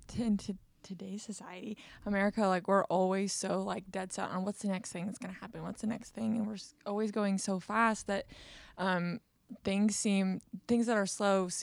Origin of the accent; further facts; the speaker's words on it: Tulsa, Oklahoma, United States; I'm from Tulsa, Oklahoma